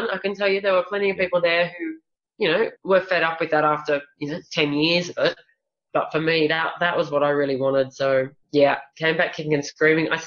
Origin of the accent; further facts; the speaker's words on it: Australia; he made a comment about me being Australian and what was I doing there, pretty much.